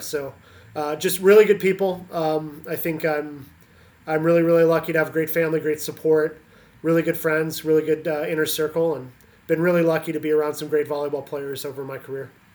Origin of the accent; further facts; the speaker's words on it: Canada; moved away as an adult; also born or lived in Pennsylvania, United States; now in Indiana, United States; I grew up in Canada, uh, played with the national team program in Canada